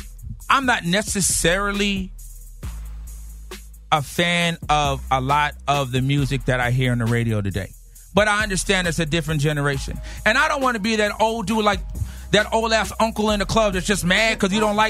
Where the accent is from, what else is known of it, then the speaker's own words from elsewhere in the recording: Rowland Heights, California, United States; I'm from Rolling Heights, California.